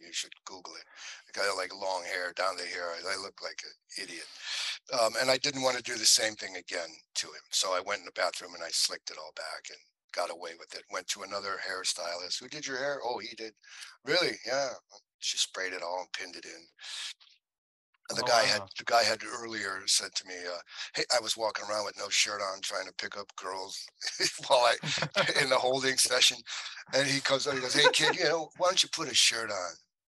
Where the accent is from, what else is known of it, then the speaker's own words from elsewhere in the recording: Willoughby, Ohio, United States; growing up in Willoughby, I had some friends